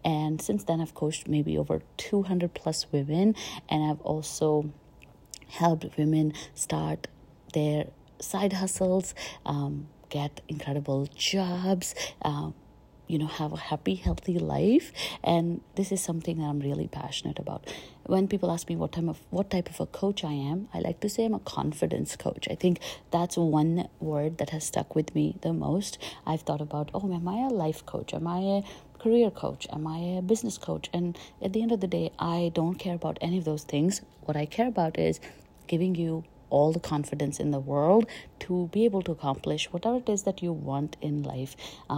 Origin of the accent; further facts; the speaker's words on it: India; also born or lived in Chandigarh / Delhi / Jaipur / Pune; I was born and brought up in India. I moved a lot in India. I was born in Chandigarh, then I lived in Delhi, I lived in Jaipur, I lived in Pune, I lived in Bhopal